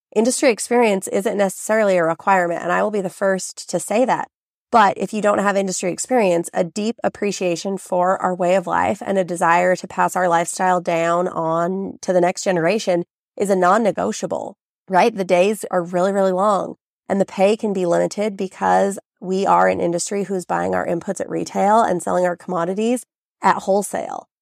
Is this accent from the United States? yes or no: yes; Southern Idaho, United States; growing up in Southern Idaho, I have been immersed in ranching and farming.